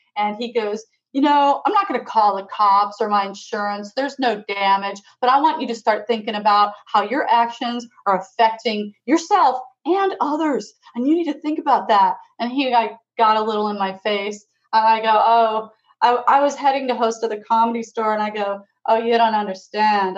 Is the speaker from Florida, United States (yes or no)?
yes; Florida, United States; also born or lived in England; I'm from England. I grew up in Florida